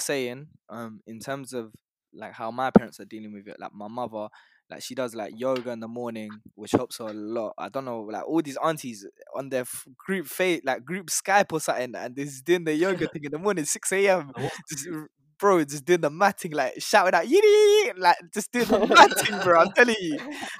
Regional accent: Nepal; moved away

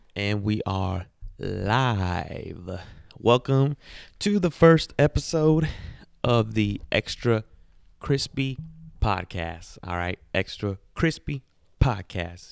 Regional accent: Garden Grove, California, United States; I'm from Garden Grove, and that's how we party

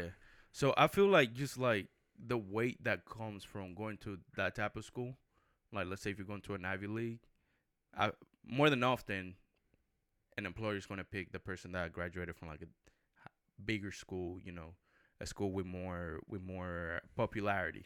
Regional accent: Puerto Rico; I grew up in Puerto Rico

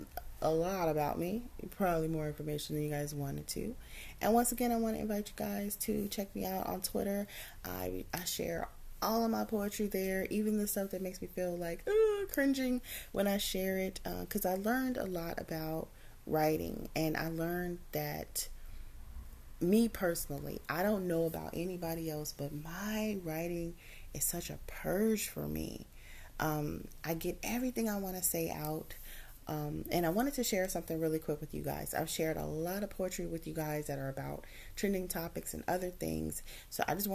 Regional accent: California, United States; I'm from California, a little town in California, but I definitely live very close to Los Angeles

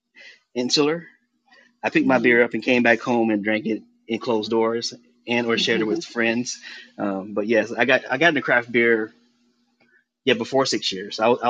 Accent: Columbia, South Carolina, United States; moved away as an adult; now in Brooklyn, United States; I was born and raised in Columbia, South Carolina.

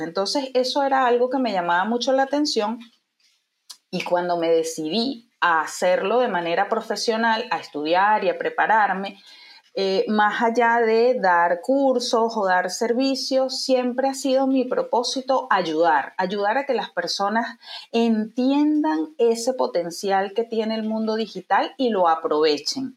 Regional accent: Venezuela; moved away as an adult; now in Uruguay; soy venezolana

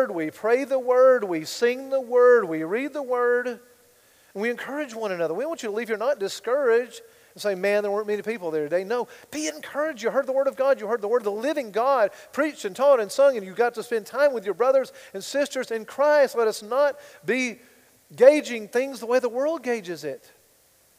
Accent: United States; I'm an American

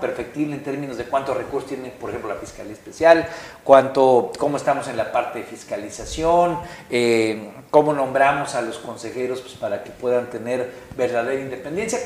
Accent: Guerrero, Mexico; yo soy de Guerrero

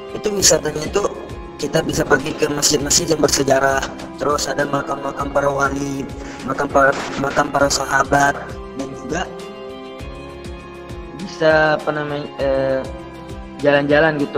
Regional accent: Lombok, West Nusa Tenggara, Indonesia; now in Yemen; Saya berasal dari Lombok, Nusa Tenggara Barat dan alhamdulillah saya sekarang sedang studi di Universitas Al Sofiyah Lil Ulumi Syariah Yaman

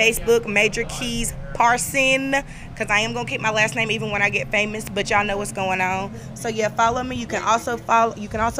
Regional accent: Seagrove, North Carolina, United States; I am from Seagrove, North Carolina.

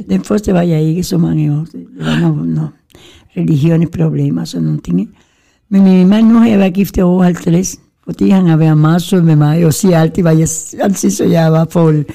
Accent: Gran Canaria, Canary Islands, Spain; now in Denmark; der hvor jeg kommer fra, Gran Canaria, der er mere dejlig varme

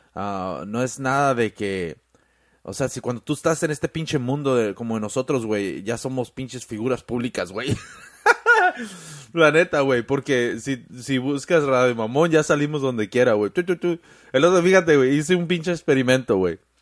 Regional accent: Mexico; now in United States; uno como mexicano aquí en Estados Unidos

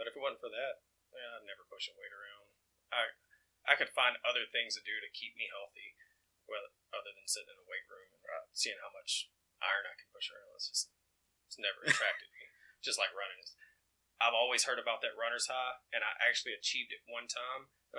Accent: Oakman, Alabama, United States; also born or lived in Mississippi; I grew up in the South, Mississippi, Alabama, the Bible Belt. I mean, Oakman has 900 people and like 17 churches, one red light.

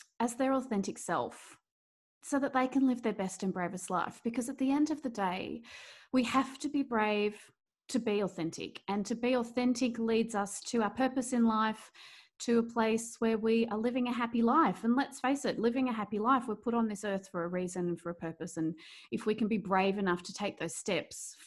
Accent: Melbourne, Victoria, Australia; I'm from Australia. I'm from beautiful sunny Melbourne

